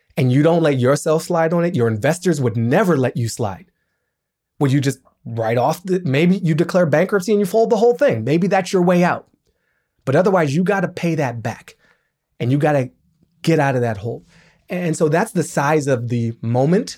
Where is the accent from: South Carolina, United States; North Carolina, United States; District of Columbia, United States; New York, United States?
District of Columbia, United States; Washington; I grew up in Washington, D C